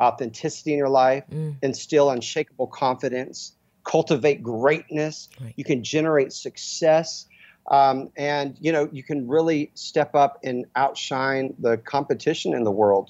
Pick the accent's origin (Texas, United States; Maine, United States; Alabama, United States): Texas, United States; Dallas; I'm from Dallas, Texas, where I mean it was mm. football and you know athlete athletics